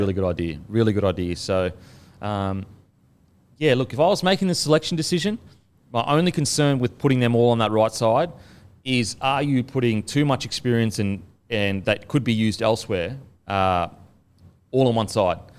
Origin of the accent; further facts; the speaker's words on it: Queensland, Australia; moved away; I'm from Queensland